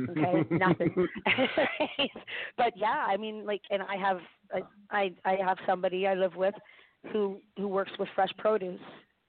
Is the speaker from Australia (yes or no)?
no; Ireland; You know? I'm Irish.